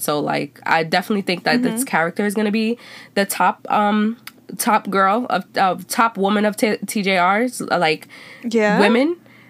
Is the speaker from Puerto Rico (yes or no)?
yes; Puerto Rico; I'm Black. I grew up in Black culture, right? I'm Afro Latino, which is different. And then I'm Puerto Rican.